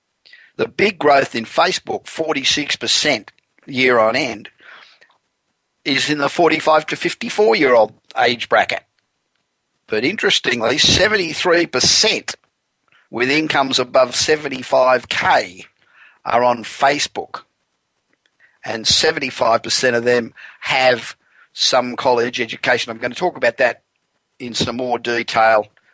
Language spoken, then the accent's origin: English; Los Angeles, California, United States; I'm broadcasting from my hometown of Los Angeles.